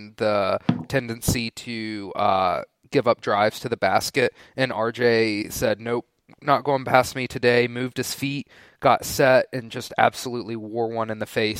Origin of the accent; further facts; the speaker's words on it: Winston-Salem, North Carolina, United States; I grew up in Winston-Salem.